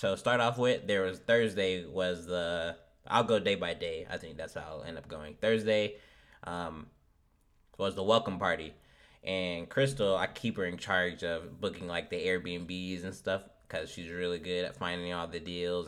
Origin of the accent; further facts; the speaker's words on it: Omaha, Nebraska, United States; since we're from Omaha, it's a middle city.